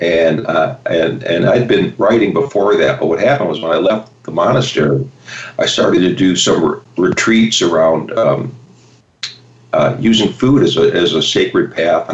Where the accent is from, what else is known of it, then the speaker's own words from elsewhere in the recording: Chicago, Illinois, United States; I grew up in Chicago